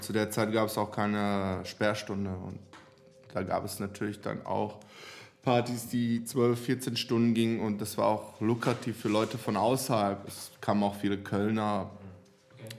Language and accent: German; Serbia; German is a second language; now in Germany; Ich komme aus Serbien.